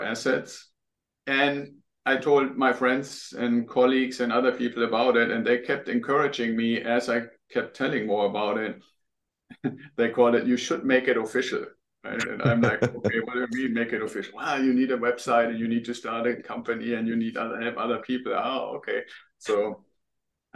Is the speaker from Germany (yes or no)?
yes; Germany; English is a second language; moved away as an adult; now in United States; I'm originally from Germany. People will probably hear that when they hear me talk